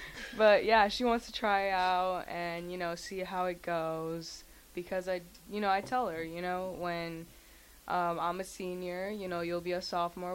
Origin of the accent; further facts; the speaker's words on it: Lincoln, Nebraska, United States; first language Spanish; English is a second language; also born or lived in Kansas City, Missouri; I was born and raised in Lincoln, Nebraska